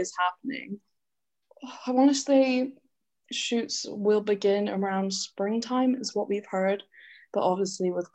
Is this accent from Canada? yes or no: yes; Canada; now in United Kingdom; I grew up Canadian, but I am half English